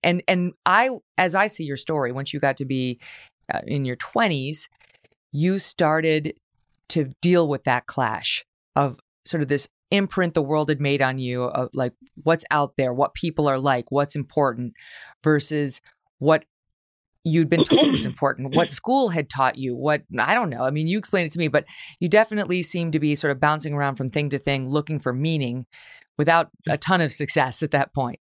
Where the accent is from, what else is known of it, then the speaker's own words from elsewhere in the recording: upstate New York, United States; We're from upstate New York